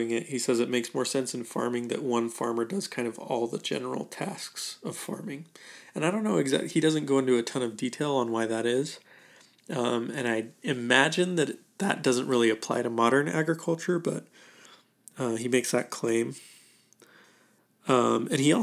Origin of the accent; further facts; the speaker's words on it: Idaho, United States; I'm from Idaho